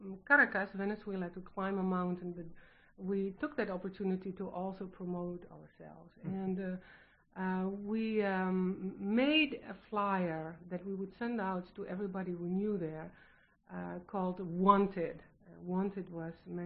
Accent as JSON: {"language": "English", "country": "Netherlands", "second_language": "English", "moved": "yes", "lives_now": "United States", "said": "I'm from the Netherlands"}